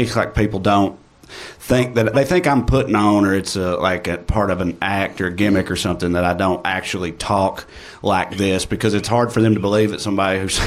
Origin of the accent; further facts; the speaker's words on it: Appalachia, United States; accent: Appalachian; I have a different bit about the receiving of my specific {S6} accent, which is Appalachian.